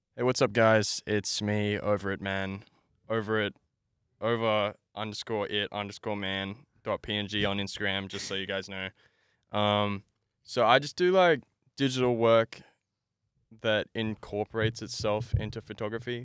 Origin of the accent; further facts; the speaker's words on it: Brisbane, Queensland, Australia; I grew up in Brackenridge, uh, Brisbane